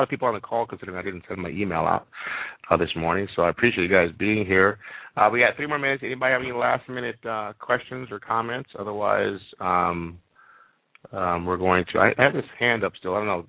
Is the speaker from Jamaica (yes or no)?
yes; Jamaica; moved away; I grew up in Jamaica where I chewed on cane, sugar cane all day long